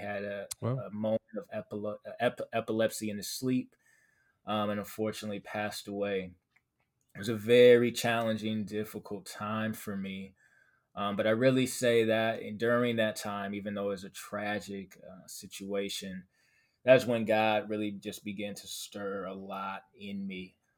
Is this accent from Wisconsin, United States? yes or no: yes; Milwaukee, Wisconsin, United States; I am from Milwaukee, Wisconsin. So we have a lot of cold weather here.